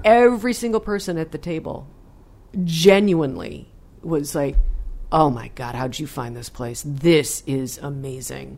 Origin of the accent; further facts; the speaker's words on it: Michigan, United States; growing up in Michigan